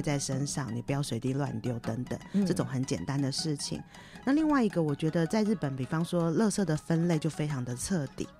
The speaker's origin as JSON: {"language": "Chinese", "country": "Taiwan", "also_born_or_lived": "Sendai, Japan", "moved": "as an adult", "lives_now": "Ishinomaki, Japan", "said": "我们台湾人"}